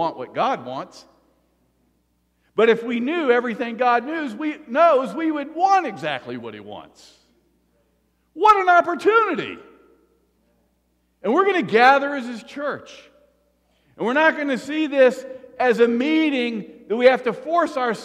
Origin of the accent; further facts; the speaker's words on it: the South, United States; I grew up in the South